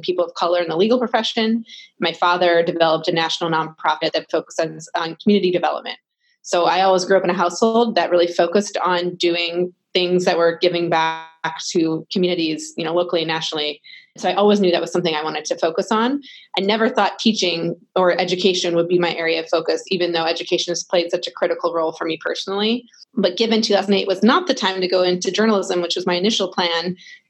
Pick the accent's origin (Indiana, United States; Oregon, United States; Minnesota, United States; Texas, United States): Minnesota, United States; Minneapolis; moved away as an adult; also born or lived in East Coast; I'm originally from Minneapolis. I moved out to the East Coast to attend Brown University